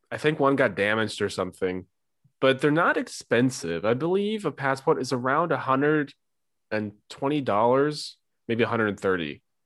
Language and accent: English; St. Louis, Missouri, United States; I'm from Saint Louis